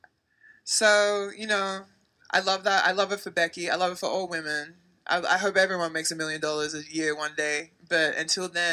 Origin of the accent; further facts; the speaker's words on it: Australia; moved away as an adult; now in United States; I actually own a business back home in Australia